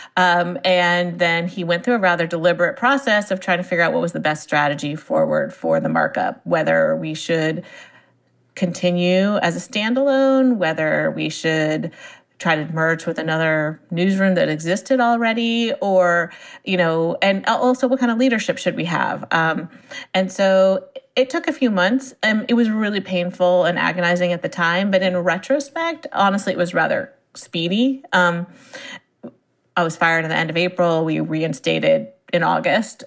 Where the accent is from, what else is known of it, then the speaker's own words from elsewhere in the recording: Silicon Valley, California, United States; I grew up in Silicon Valley, and my parents were in the software industry